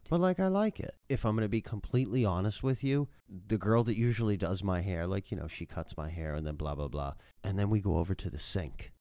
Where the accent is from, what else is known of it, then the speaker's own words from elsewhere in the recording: Massachusetts, United States; moved away; I'm from Massachusetts.